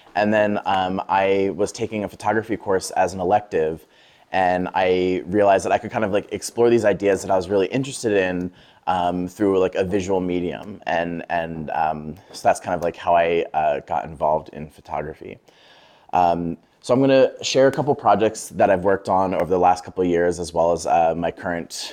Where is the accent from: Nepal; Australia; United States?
United States; Lancaster, Pennsylvania; moved away as an adult; now in Brooklyn, United States; I'm originally from Lancaster, Pennsylvania.